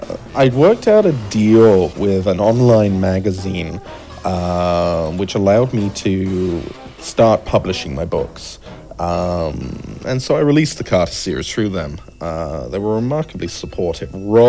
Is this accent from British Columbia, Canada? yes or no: no; Ottawa, Ontario, Canada; also born or lived in Eastbourne; now in Wuhan, China; I'm originally from Ottawa, Ontario. Before that, Eastbourne, East Sussex, England.